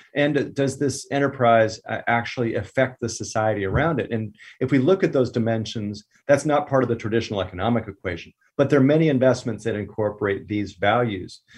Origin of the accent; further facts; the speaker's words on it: Southern California, United States; I grew up here in Southern California, surfing, you know, hiking